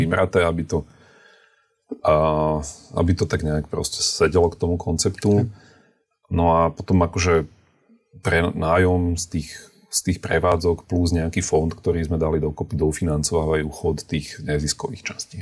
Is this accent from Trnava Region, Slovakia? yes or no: yes; Trnava, Trnava Region, Slovakia; now in Bratislava, Slovakia; ja som z Trnavy, ale žijeme v Bratislave